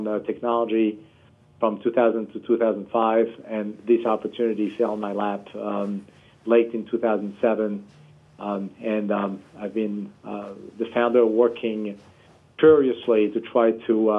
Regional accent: Paris, Île-de-France, France; moved away as an adult; now in United States; I was born and raised in Paris, France

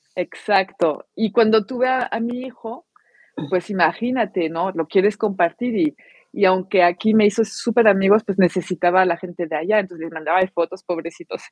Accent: France; moved away as an adult; now in Mexico; soy francesa y vivo en México, ya tengo 17 años en México

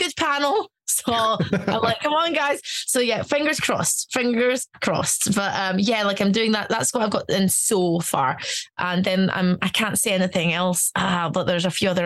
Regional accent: Glasgow, Scotland, United Kingdom; also born or lived in Stuttgart, Germany; I'm from Glasgow

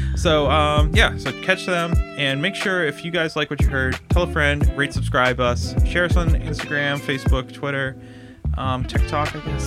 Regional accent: Raleigh, Massachusetts, United States; from Raleigh, Mass

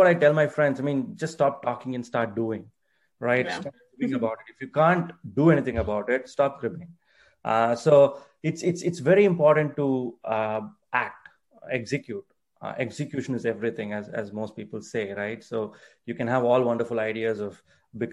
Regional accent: India; English is a second language; I'm from India

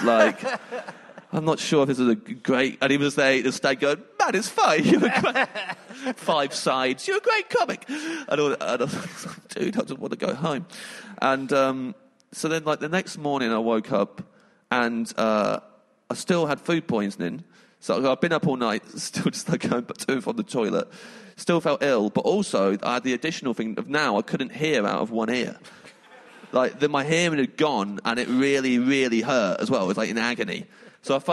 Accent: England, United Kingdom; I'm English

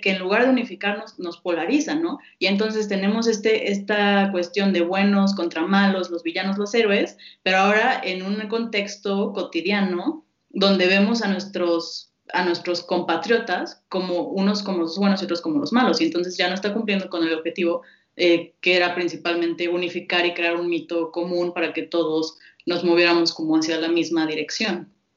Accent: Mexico; como mexicanos

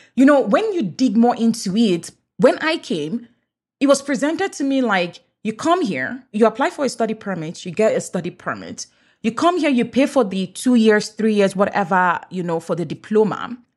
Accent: Nigeria; first language English; moved away as an adult; now in Canada; Even though I'm Nigerian, English is my first language

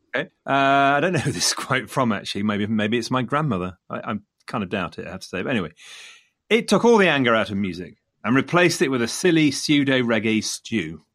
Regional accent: Leicester, East Midlands, United Kingdom; coming from Leicester, Leicester being my hometown

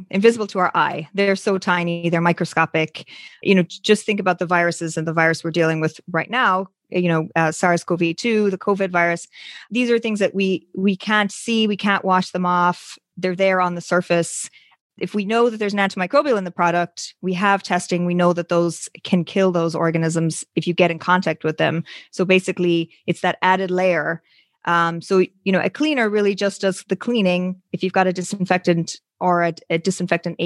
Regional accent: Ireland; moved away; I'm originally from Ireland. You can sometimes hear the accent

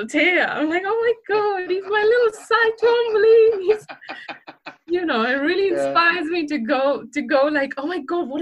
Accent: Mumbai, Maharashtra, India; moved away as an adult; now in United Kingdom; I grew up in Mumbai and I did my bachelor's of fine art in Mumbai

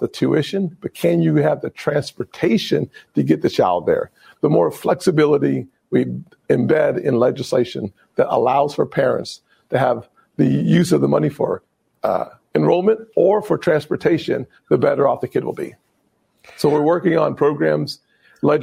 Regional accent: South Carolina, United States; my home state of South Carolina

